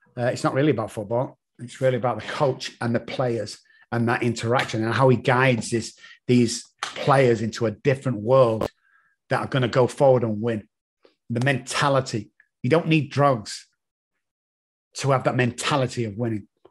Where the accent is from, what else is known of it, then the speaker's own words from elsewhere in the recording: England, United Kingdom; accent: English; my stupid English accent